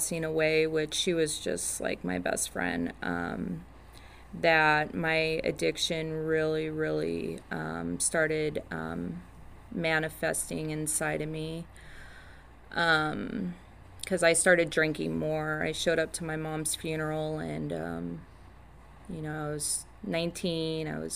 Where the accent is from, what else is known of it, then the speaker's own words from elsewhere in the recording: Orange County, California, United States; I'm from Orange County